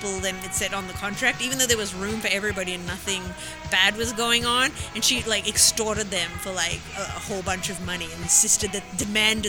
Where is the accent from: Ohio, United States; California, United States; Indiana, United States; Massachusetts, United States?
California, United States; Los Angeles; I'm from LA.